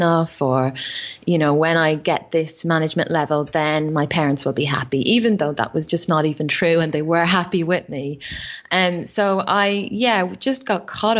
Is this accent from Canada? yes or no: no; Ireland; accent: Irish; moved away as an adult; now in Australia; growing up in Ireland